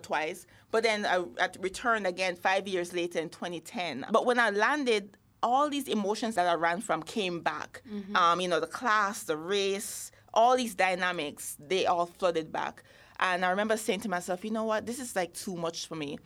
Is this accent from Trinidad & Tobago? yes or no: no; Jamaica; moved away; I'm Jamaican